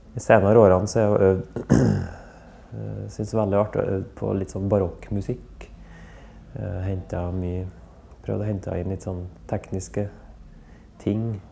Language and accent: Norwegian; Verdal, Trøndelag, Norway; jeg vokste opp i Verdalen, da, i, på Innherred, Nord-Trøndelag